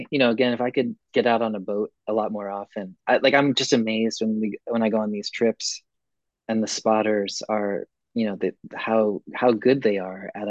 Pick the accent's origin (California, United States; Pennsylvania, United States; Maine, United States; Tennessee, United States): Maine, United States; I'm from Maine.